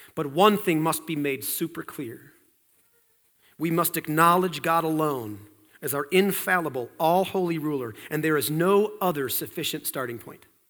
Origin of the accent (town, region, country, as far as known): United States